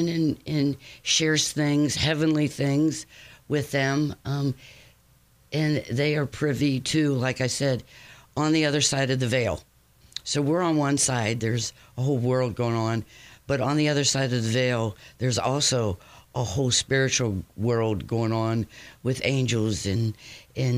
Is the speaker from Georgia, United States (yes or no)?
no; Cincinnati, Ohio, United States; moved away as an adult; now in Batesville, United States; I'm from Cincinnati and moved out to Batesville about 27 years ago